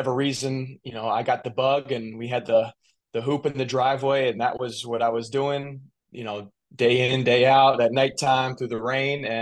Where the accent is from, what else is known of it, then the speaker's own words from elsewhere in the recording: Columbia, Maryland, United States; moved away as an adult; also born or lived in Montgomery County, Maryland; now in Fort Wayne, United States; grew up in Columbia, Maryland